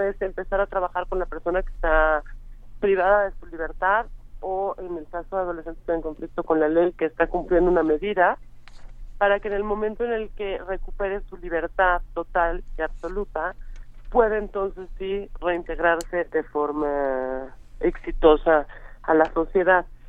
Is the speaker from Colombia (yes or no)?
no; Mexico; como mexicanos